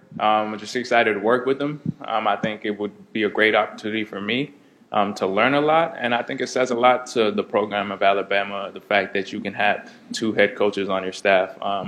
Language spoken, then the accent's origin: English; Canada; now in United States; Being Canadian